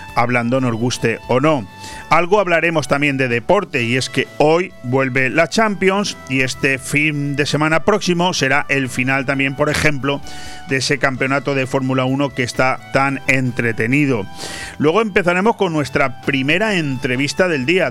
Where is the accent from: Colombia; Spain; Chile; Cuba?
Spain; así somos los españoles